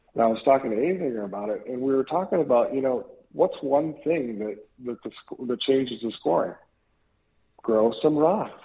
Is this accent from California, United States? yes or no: no; Minnesota, United States; I grew up in Minnesota, you know, so we played hockey all the time.